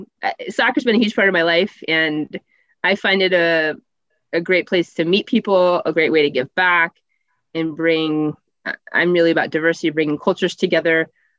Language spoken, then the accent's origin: English; Iowa, United States; also born or lived in Des Moines / Minnesota; I'm from Iowa.